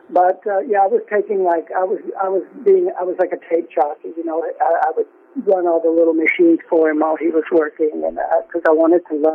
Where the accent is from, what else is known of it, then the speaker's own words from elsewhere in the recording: Jackson, Mississippi, United States; accent: Southern; moved away as an adult; also born or lived in France / England; now in Quebec, Canada; he knew I was from Jackson.